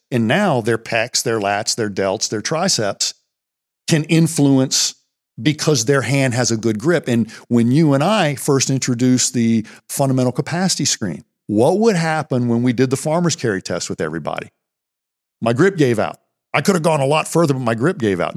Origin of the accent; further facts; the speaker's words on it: Pennsylvania, United States; we grew up here in Pennsylvania County